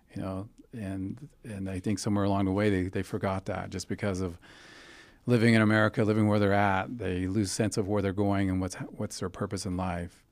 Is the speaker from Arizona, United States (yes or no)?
yes; Fort Defiance, Arizona, United States; moved away; also born or lived in New Mexico; I was born on the Navajo Reservation in Fort Defiance, Arizona, which is just outside the capital of the Navajo Nation, which is Wind Rock.